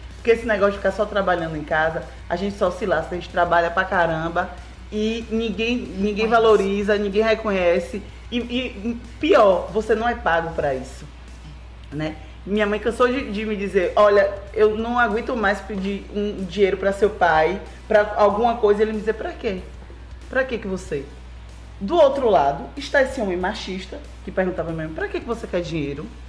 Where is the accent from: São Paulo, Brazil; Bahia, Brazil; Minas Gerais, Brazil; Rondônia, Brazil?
Bahia, Brazil; Itabuna; sou daqui de Itabuna. Na verdade, minha família é de Itajuípe, que é aqui pertinho. Mas eu sou daqui, sou papajaca.